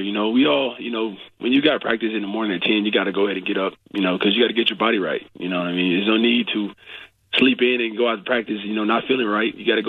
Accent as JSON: {"language": "English", "town": "Prattville", "region": "Alabama", "country": "United States", "tie": "born or raised there", "moved": "yes", "said": "Prattville, Alabama."}